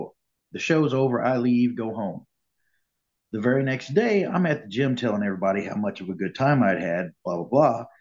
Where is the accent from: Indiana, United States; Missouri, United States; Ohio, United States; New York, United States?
Missouri, United States; Springfield; I grew up here in Springfield. I was born here